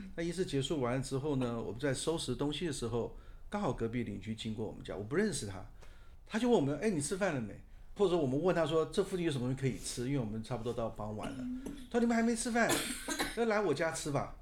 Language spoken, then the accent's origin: Chinese; Taipei, Taiwan; 我是百分之百的台北出生，台北长大的小孩